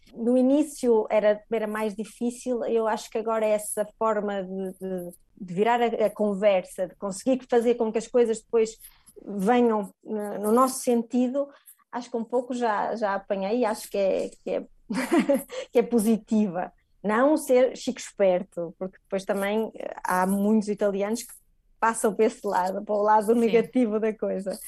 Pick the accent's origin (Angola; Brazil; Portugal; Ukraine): Portugal; moved away as an adult; also born or lived in Viana do Castelo; now in Italy